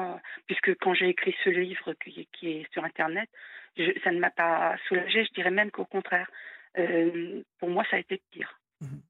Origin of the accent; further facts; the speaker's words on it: France; en tant que Française